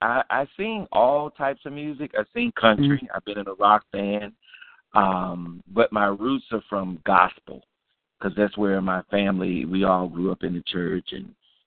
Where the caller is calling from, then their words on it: Atlanta, Georgia, United States; Calling from Atlanta